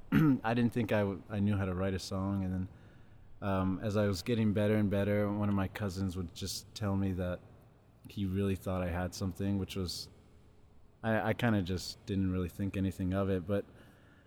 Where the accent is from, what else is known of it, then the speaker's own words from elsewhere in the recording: Riverside, California, United States; moved away as an adult; now in Los Angeles, United States; I grew up in Riverside, California, which is about an hour, 20 minutes east